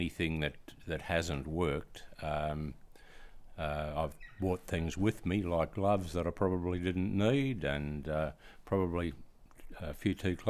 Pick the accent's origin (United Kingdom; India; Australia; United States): Australia; Busselton, Western Australia; I'm from Busselton